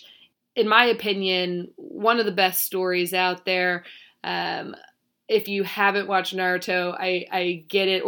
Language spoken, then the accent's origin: English; North Carolina, United States; now in Chicago, United States; I am from North Carolina